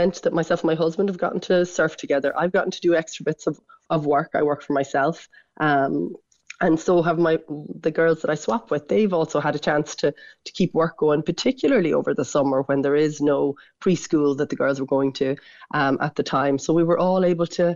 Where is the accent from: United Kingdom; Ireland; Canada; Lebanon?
Ireland; Wexford, Leinster; now in Lahinch, Ireland; I come from Wexford. I live in Lahinch.